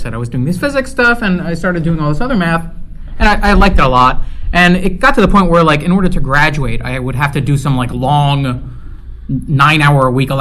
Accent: New York, United States; moved away; I'm from New York, and I went to a school at Stony Brook

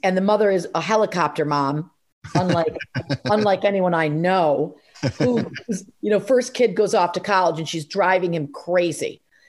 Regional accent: Rumson, New Jersey, United States; we filmed it in my hometown in Rumson, New Jersey, where I live now.

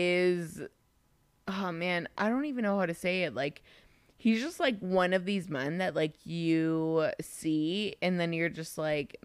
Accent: Mexico; now in United States; I'm more so from Mexico.

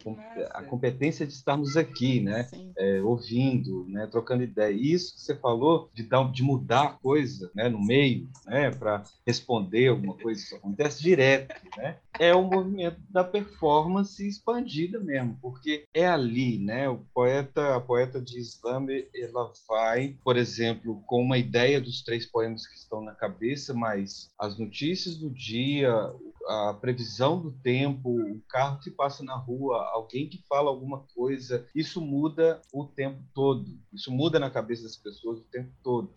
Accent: Belo Horizonte, Minas Gerais, Brazil; also born or lived in São Paulo; eu sou paulistano, é, de, na, de nascença, minhas raízes são mineiras, né? sou amineirado pelas raízes e por ter voltado para cá, muito novo

